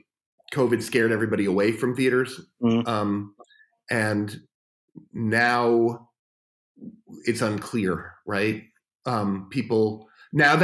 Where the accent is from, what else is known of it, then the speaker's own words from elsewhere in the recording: New York City, New York, United States; moved away as an adult; now in Los Angeles, United States; As a kid growing up in New York City, and I used to run to Kim's Video and wherever, I lived in Greenwich Village